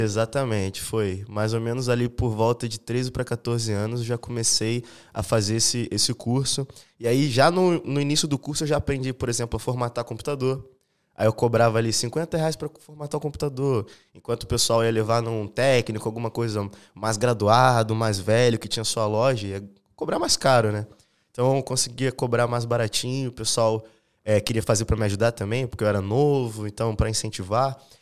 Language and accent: Portuguese; São Gonçalo, Rio de Janeiro, Brazil; also born or lived in Niterói; now in Florianópolis, Brazil; Eu sou lá do Rio de Janeiro, de Niterói. E, cara, eu morei a vida inteira em São Gonçalo